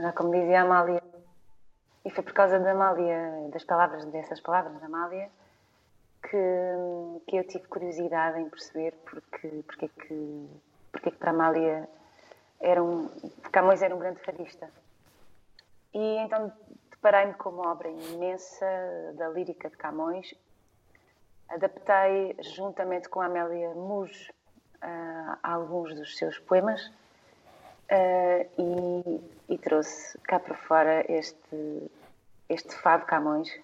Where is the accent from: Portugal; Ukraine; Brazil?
Portugal; Trás-os-Montes; eu sou de Trás-os-Montes muito perto da Galiza